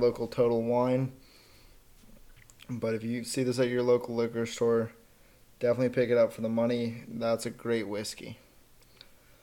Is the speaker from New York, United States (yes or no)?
no; Colorado, United States; born and raised in Colorado